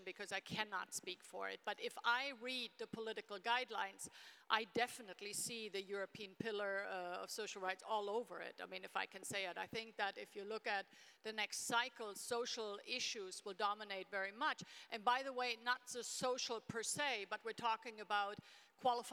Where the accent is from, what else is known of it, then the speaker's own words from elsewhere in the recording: Germany; I grew up in Germany in a small town in the 1970s